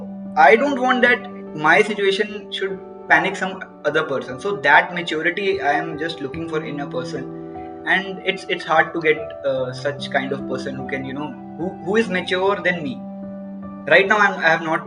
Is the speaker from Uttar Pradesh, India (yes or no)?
no; near Katra, Jammu and Kashmir, India; Like I was in Sri Mata Vaishno Devi University. It is near to my hometown only, Katra